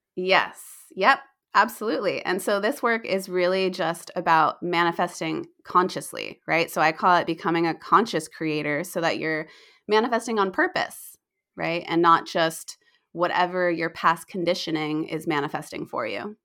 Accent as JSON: {"language": "English", "country": "United States", "also_born_or_lived": "Australia / New Zealand", "said": "I'm still American"}